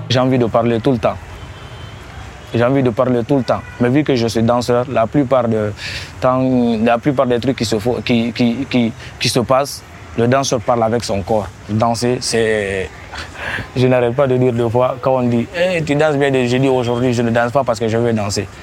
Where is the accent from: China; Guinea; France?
Guinea; je suis guinéen de Guinée-Conakry